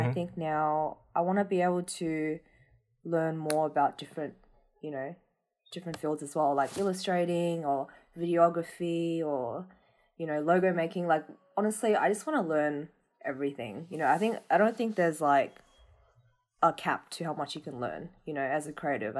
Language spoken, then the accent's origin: English; Australia; being Vietnamese Australian